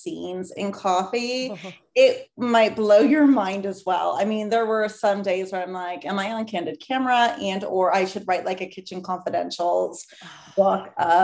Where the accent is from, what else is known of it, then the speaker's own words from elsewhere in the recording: San Francisco Bay Area, California, United States; I'm from the San Francisco Bay Area, born and raised.